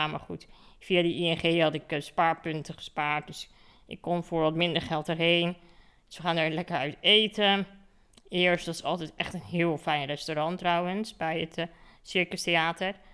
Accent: Netherlands; want ik kom uit Nederland en wij zijn hier gewend dat, eh, dat ik kaartjes moet reserveren.

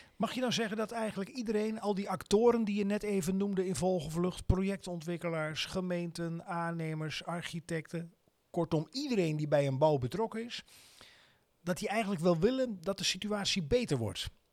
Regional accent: Netherlands; als, als Nederlanders

